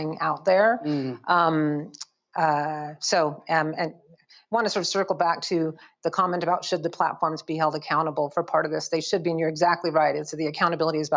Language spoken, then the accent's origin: English; United States; as an American